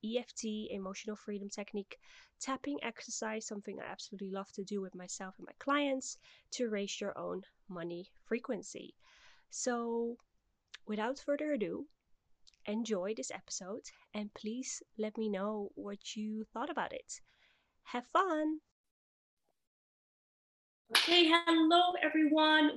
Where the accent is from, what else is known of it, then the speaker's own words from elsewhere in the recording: Netherlands; moved away as an adult; also born or lived in Dubai; now in Kuwait; I am originally from the Netherlands